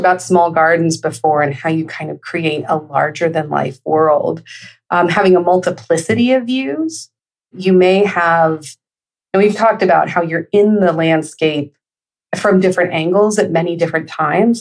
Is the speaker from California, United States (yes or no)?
yes; Northern California, United States; I grew up in Northern California, essentially. I mean, it's like middle, but it's in the northern part.